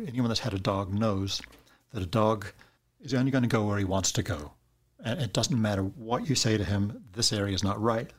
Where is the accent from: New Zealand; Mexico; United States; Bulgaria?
New Zealand; moved away; I grew up in New Zealand